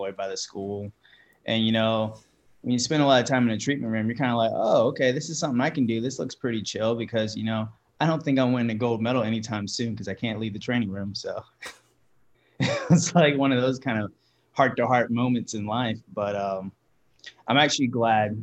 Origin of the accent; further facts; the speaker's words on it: Myrtle Beach, South Carolina, United States; growing up in Myrtle Beach